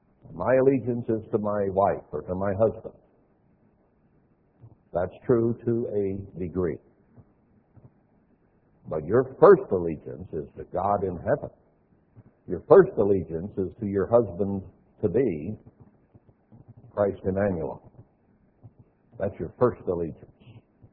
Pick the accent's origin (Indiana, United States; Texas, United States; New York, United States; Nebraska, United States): Texas, United States; born there; also born or lived in Alaska / Montana / Wyoming; Now, I was born in Texas. I'm not from Texas. I lived in Alaska and liked it a whole lot better, in Montana and Wyoming and other places as well